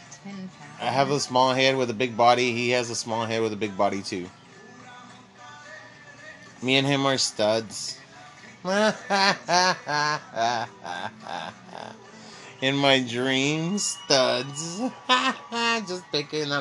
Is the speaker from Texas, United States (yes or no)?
yes; Texas, United States; I'm a Texan